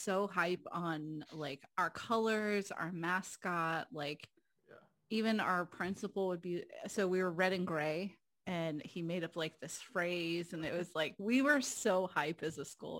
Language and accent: English; Ohio, United States; accent: southern; moved away; I'm from Ohio. Ooh. I'm from cornfields.